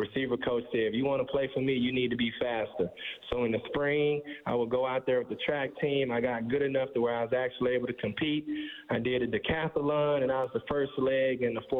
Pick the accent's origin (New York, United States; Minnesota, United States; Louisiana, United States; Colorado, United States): Louisiana, United States; Alexandria; I'm from Alexandria, Louisiana